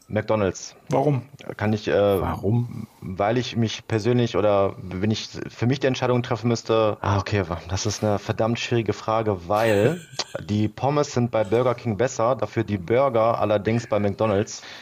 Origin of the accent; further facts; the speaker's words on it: Duisburg, North Rhine-Westphalia, Germany; also ich bin in Duisburg aufgewachsen, war aber dieser typische Bayern-Fan